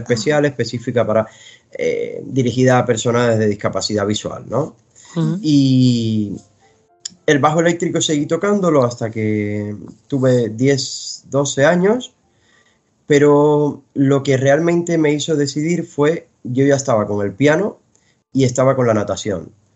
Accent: Cuba; moved away; yo vengo de Cuba

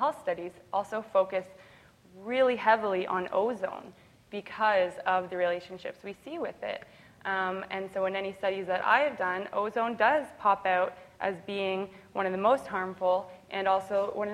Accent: Canada near Toronto, Ontario, Canada; I'm from Canada near Toronto

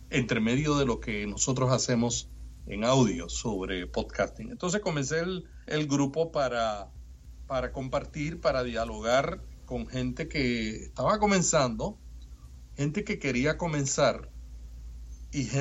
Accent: Puerto Rico; puertorriqueños y los cubanos y los dominicanos somos los andaluces de América

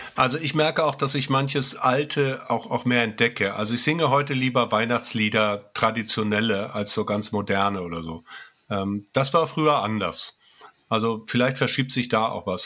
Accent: Gera, Thuringia, Germany; bei uns in Gera

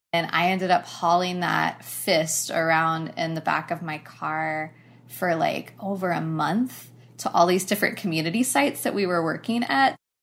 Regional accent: Knoxville, Tennessee, United States; I was born and raised in Knoxville, Tennessee

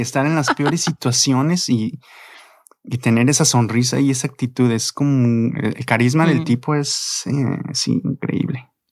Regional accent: Mexico; como mexicano

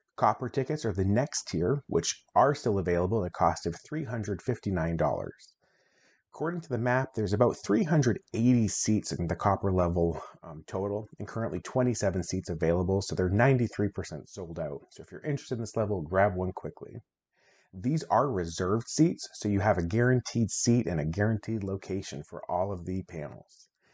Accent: Maine, United States; I'm from Maine myself

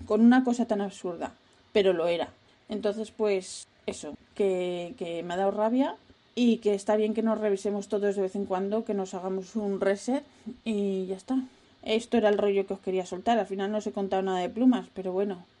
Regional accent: Spain; also born or lived in United States / France; now in Netherlands; ahora que estoy viviendo en Holanda, sí que noto racismo, pero de país pobre, porque vengo de España

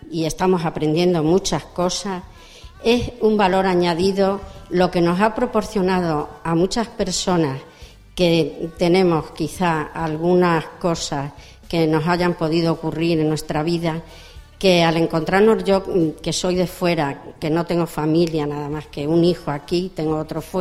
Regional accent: Madrid, Community of Madrid, Spain; born or raised there; moved away as an adult; also born or lived in Guadalajara, Spain; now in Extremadura, Spain

